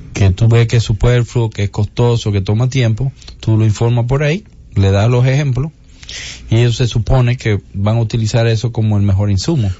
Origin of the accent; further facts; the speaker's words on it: Dominican Republic; nuestra identidad. ¿Tú me entiendes? Como dominicanos en esa zona